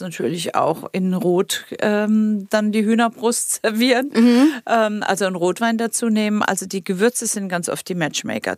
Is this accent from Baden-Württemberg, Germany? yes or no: yes; Baden-Württemberg, Germany; das ist meine badische Heimat